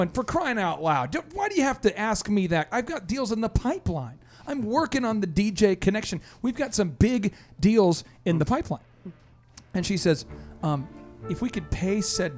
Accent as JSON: {"language": "English", "region": "Minnesota", "country": "United States", "moved": "yes", "lives_now": "Oklahoma, United States", "said": "I'm from Minnesota"}